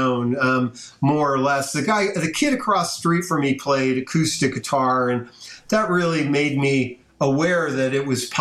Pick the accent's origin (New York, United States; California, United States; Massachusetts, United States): California, United States; South San Francisco; my hometown, South San Francisco